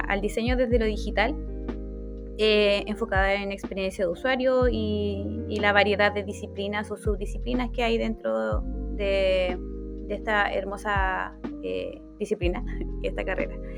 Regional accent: Chiloé, Los Lagos, Chile; soy de Chiloé

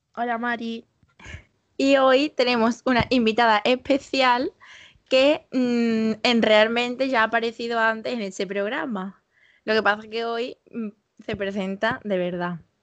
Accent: Los Palacios y Villafranca, Andalusia, Spain; Es de Los Palacios, que es de donde yo soy

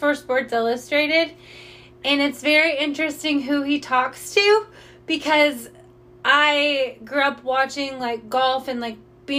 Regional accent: Indiana, United States; I'm a girl from Indiana

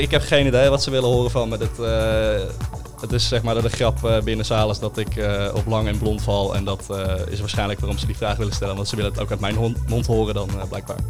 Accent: Castricum, North Holland, Netherlands; also born or lived in Uilenstede, Amstelveen; now in Amstelveen, Netherlands; ik kom uit Kastikum.

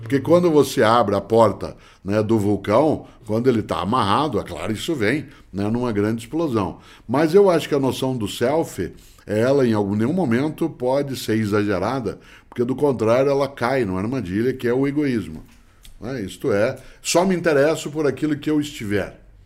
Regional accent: Londrina, Paraná, Brazil; moved away; quando nasci em Londrina, né, nos meus primeiros 10 anos de vida, eu sempre fui fotografado pelo seu Moreira

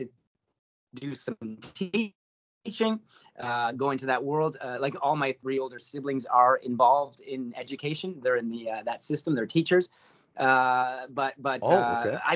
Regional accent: Hamilton, Ontario, Canada; also born or lived in St. Catharines; originally born and raised in Hamilton, did my schooling in St. Catharines

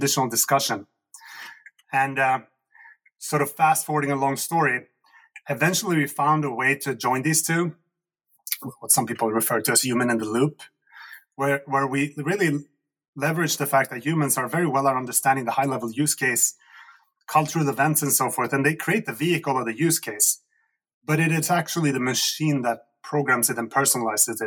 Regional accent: Sweden; And I come from Sweden, which is a former socialist country

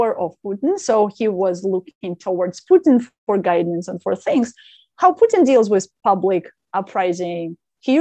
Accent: Ukraine; moved away as an adult; now in San Francisco, United States; I grew up in Ukraine

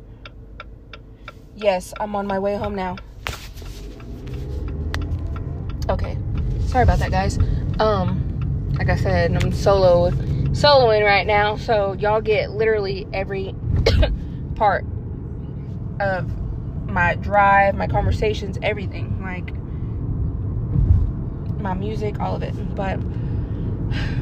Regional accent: Westville, Oklahoma, United States; moved away as an adult; I grew up in Westville

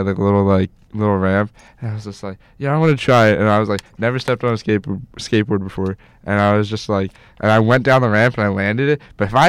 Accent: Mount Laurel, New Jersey, United States; now in Morristown, United States; I grew up in Mount Laurel. I live in Morristown now.

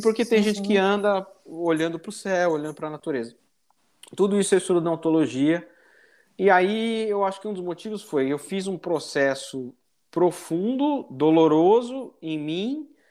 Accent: São Paulo, Brazil; moved away as an adult; now in United States; nasci no início, no finalzinho de 1980, no Brasil, sou natural de São Paulo

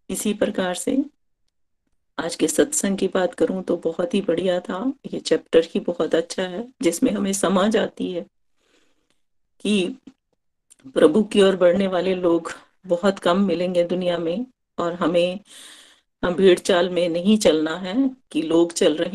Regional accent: Chamba, Himachal Pradesh, India; चंबा से हूँ

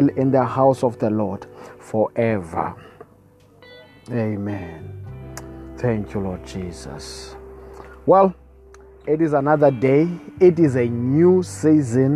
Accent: South Africa; I come all the way from South Africa

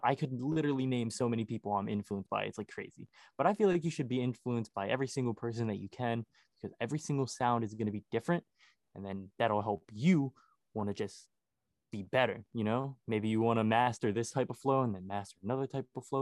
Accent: Baltimore, Maryland, United States; I'm from Baltimore, Maryland.

